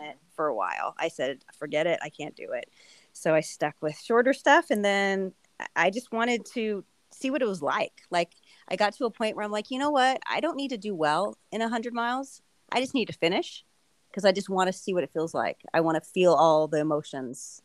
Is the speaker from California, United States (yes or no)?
yes; Southern California, United States; moved away as an adult; now in Phoenix, United States; I grew up in Southern California, but once I moved to Arizona to Phoenix area